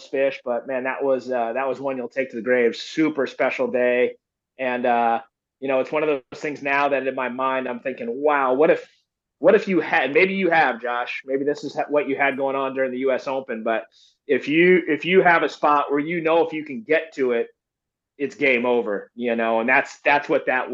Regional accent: Florida, United States; now in California, United States; I grew up in Florida

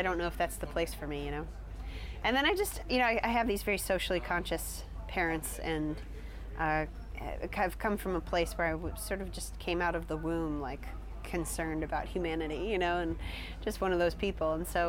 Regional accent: United States; as an American traveling, touring consumer and student

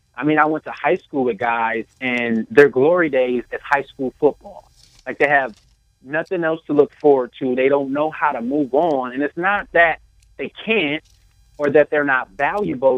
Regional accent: Toledo, Ohio, United States; I was born and raised in Toledo, Ohio.

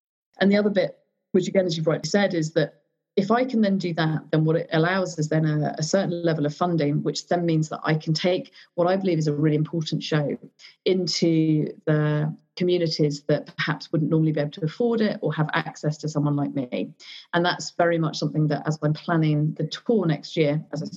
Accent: Surrey, South East England, United Kingdom; I'm also really aware of how I sound because I came from Surrey and I did go to a private school

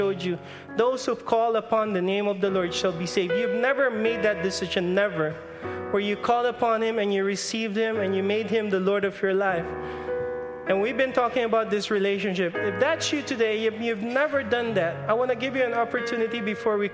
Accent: Philippines; I'm Filipino.

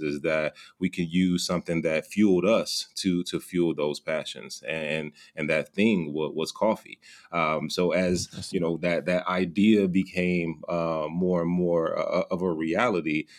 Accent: Gary, Indiana, United States; also born or lived in Bloomington, Indiana; born and raised uh, about 30 minutes outside of Chicago uh, in, in, a small city uh, called Gary, Indiana.

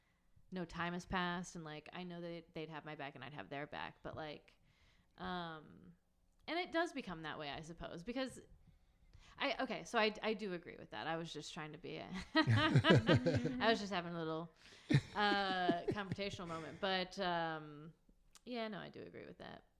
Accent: Texas, United States; I'm from Texas

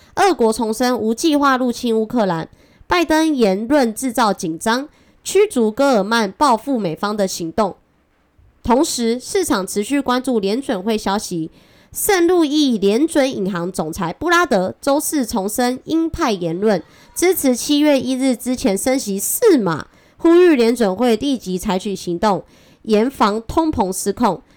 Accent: Taiwan; accent: Taiwanese Mandarin; 我是台湾国语界最正的俏妞

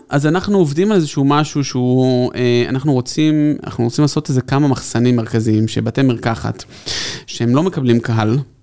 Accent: Tel Aviv, Tel Aviv District, Israel; אנחנו תל אביבים

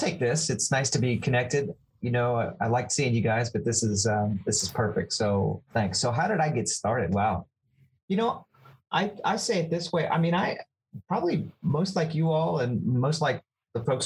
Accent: Central Ohio, United States; moved away as an adult; now in Kentucky, United States; growing up in Central Ohio

